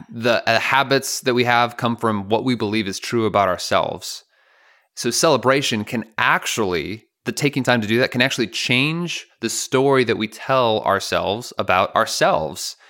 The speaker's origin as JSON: {"language": "English", "town": "Chicago", "region": "Illinois", "country": "United States", "tie": "born or raised there", "said": "I grew up in Chicago"}